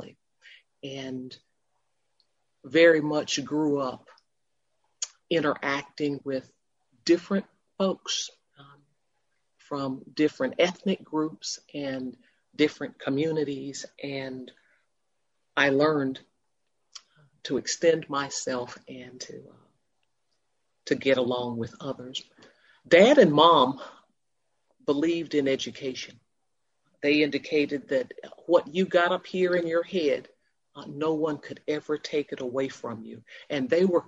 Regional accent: Florence, South Carolina, United States; I was born in Florence, South Carolina, to an Army private and his wife

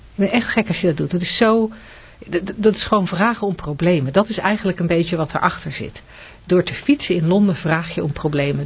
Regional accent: Netherlands

